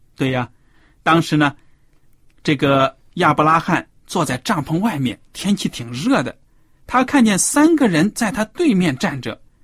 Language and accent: Chinese; China; 对我们中国人来说，可以说是非常陌生的一个礼节，因为在我们中国的古代的文化呢